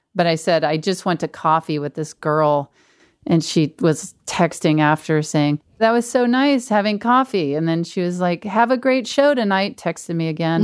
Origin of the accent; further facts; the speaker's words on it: Mississippi, United States; moved away; my hometown in Mississippi is an hour away